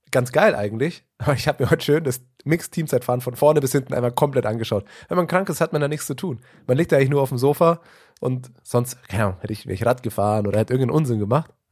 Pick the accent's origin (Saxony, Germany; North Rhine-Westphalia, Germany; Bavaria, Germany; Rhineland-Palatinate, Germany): Bavaria, Germany; Munich; Es ist, als Münchner kennt man das.